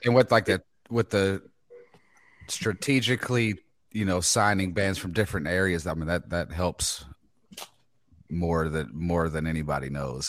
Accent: Texas, United States; I'm from Texas.

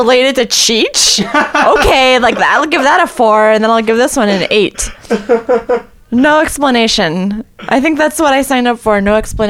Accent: Miami, Florida, United States; I'm from South Florida.

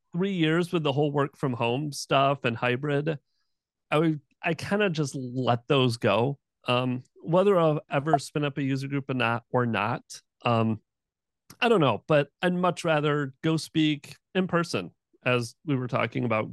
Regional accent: Michigan, United States; now in Jacksonville, United States; I grew up in Michigan

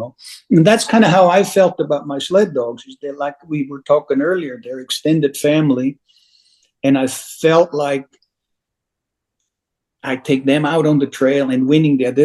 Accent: Switzerland; now in Alaska, United States; I was born, as you might know, born and raised in Switzerland.

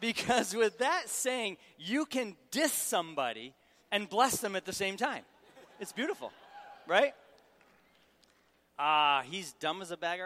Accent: Syracuse, New York, United States; moved away as an adult; also born or lived in Raleigh, North Carolina; I'm from Syracuse, Syracuse, New York

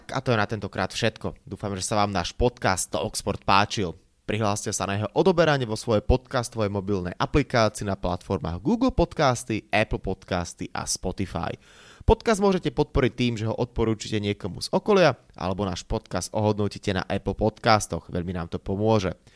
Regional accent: Slovakia; som bol strašne rád a hrdý, že ako Slovák

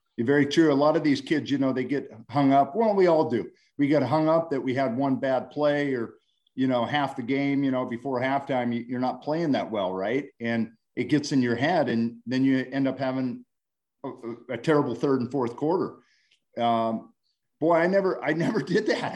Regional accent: Montana, United States; moved away; born and raised in Montana.

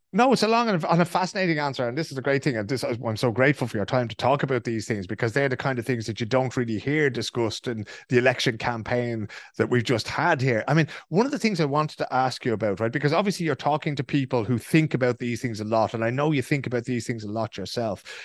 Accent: Ireland; now in Sweden; growing up in Ireland

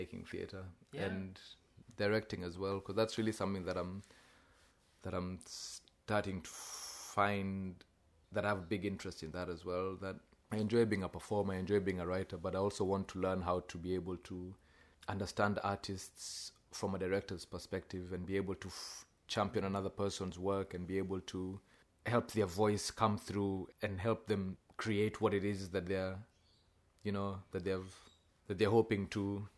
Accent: Kenya; now in Australia; you're writing as a Kenyan in Australia for quite a white audience

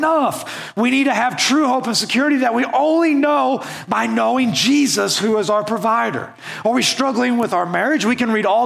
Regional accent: Western Oklahoma, United States; moved away as an adult; I grew up in Western Oklahoma, and now that I've moved out here

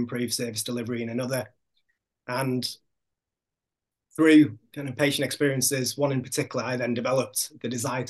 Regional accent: Hull, Yorkshire and the Humber, United Kingdom; moved away as an adult; also born or lived in Leeds; So I'm from Hull in Yorkshire, and I moved to Leeds for university

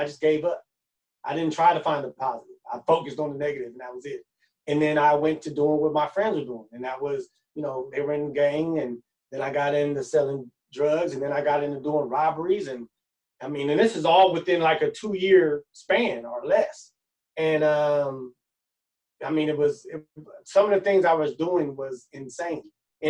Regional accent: Oakland, California, United States; also born or lived in Los Angeles; I was born up north in Oakland. I moved out here when I was about 3 to LA. Moved back to Oakland when I was about 11.

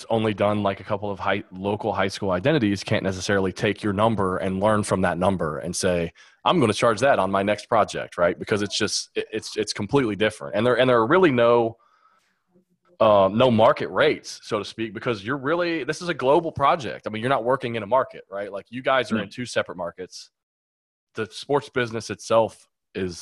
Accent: Lexington, Kentucky, United States; I'm from Lexington, Kentucky

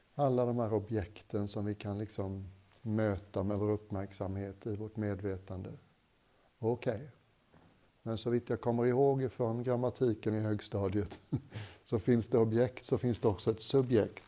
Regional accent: Sweden; Jag är svensk

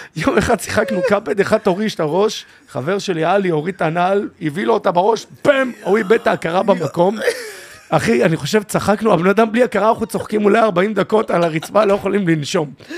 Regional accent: Tel Aviv-Yafo, Tel Aviv District, Israel; אני מיפו. גדלתי בית ספר מעורב ביפו

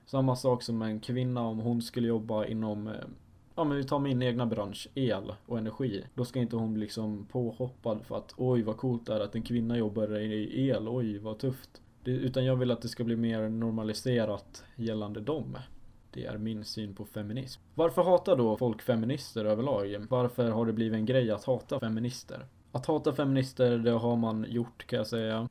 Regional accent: Falun, Dalarna County, Sweden; Jag är 19 år gammal och jag kommer från Falun, en liten by i Dalarna

